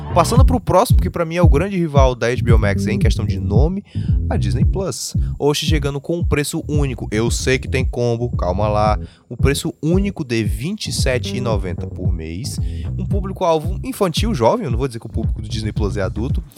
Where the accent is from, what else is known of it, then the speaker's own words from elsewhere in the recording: Fortaleza, Ceará, Brazil; nós somos de Fortaleza.